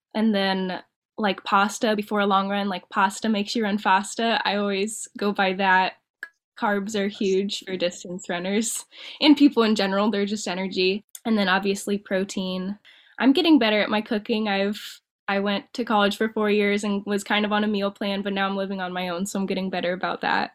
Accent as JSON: {"language": "English", "town": "Dayton", "region": "Ohio", "country": "United States", "lives_now": "Perrysburg, United States", "said": "I'm from Dayton, Ohio, and I'm living up like near Perrysburg, Toledo area right now"}